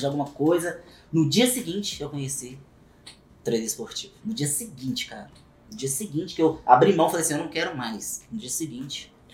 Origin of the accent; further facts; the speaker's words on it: Belo Horizonte, Minas Gerais, Brazil; sou natural de Belo Horizonte também